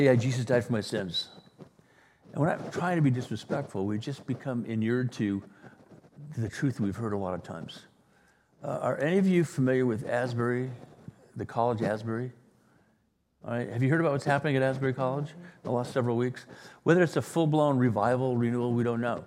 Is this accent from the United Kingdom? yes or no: yes; Wales, United Kingdom; now in La Jolla, United States; I was born in Wales